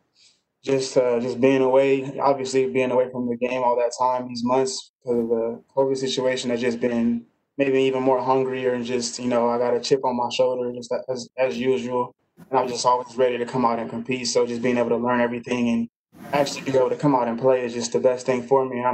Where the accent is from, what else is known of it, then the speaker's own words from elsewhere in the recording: Los Angeles area, California, United States; growing up in the Los Angeles area